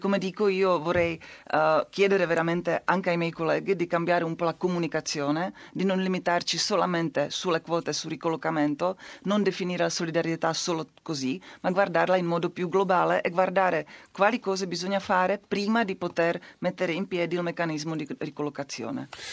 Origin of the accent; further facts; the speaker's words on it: Czechia; Italian is a second language; il mio paese, la Repubblica Ceca